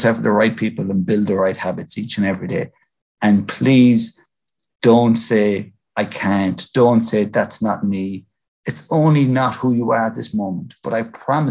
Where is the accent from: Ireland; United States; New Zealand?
Ireland; As Irish Catholics